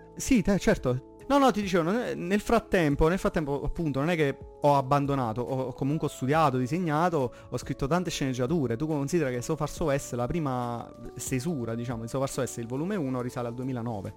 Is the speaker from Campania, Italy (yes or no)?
yes; province of Salerno, Campania, Italy; vengo dalla provincia di Salerno